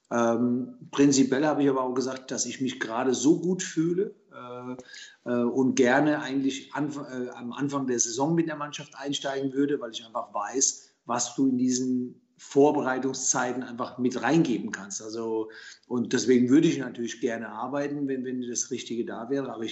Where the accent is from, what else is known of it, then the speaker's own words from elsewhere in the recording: Germany; born there; Mein, mein, Herkunftsland ist Italien, meine Eltern kamen aus Italien, äh, ich bin in Deutschland geboren.